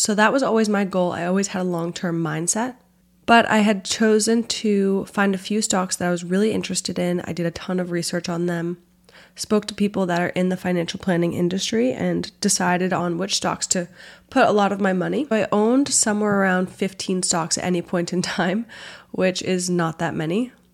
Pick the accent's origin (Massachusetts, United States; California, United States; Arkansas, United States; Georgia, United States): Massachusetts, United States; Boston; moved away as an adult; also born or lived in Washington, D.C.; I grew up in the Boston area, but went down to Georgetown for college